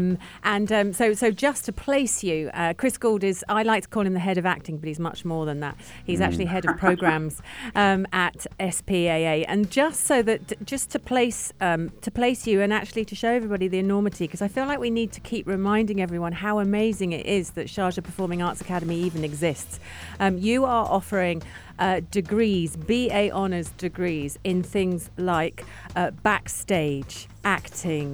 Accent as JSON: {"language": "English", "region": "London", "country": "United Kingdom", "moved": "yes", "lives_now": "United Arab Emirates", "said": "I'm from London, England"}